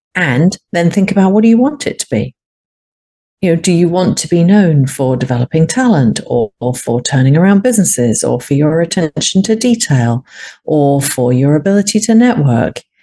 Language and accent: English; United Kingdom; I'm a Brit